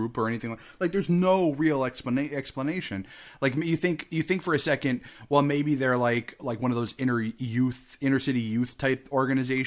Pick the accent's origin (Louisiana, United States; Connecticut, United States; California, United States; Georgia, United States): Connecticut, United States; I'm from Connecticut.